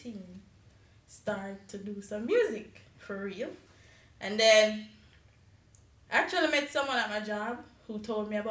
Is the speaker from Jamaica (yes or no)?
yes; Spanish Town, Saint Catherine, Jamaica; moved away; I'm from Jamaica, Spanish town, St. Catherine, to be specific